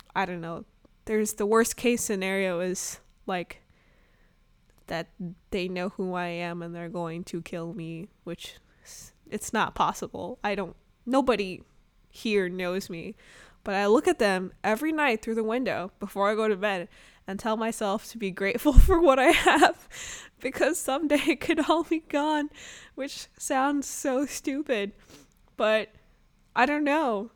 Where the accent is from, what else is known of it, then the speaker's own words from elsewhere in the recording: Arkansas, United States; also born or lived in Chicago suburbs, Illinois; now in Brooklyn, New York, United States; I was really sheltered growing up in Arkansas and, you know, um, living in the Chicago suburbs